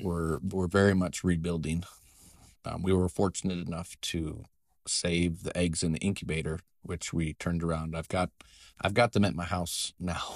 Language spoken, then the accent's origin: English; Nebraska, United States; now in Iowa, United States; I grew up in Nebraska in a small town of about two hundred people